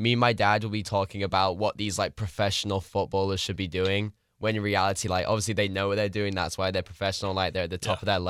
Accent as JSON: {"language": "English", "town": "Manchester", "region": "North West England", "country": "United Kingdom", "tie": "born or raised there", "moved": "yes", "said": "I was born in Manchester"}